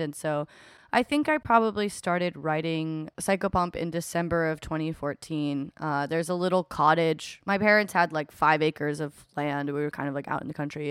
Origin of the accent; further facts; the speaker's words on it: Eugene, Oregon, United States; I grew up in Eugene, Oregon, uh, in the Pacific Northwest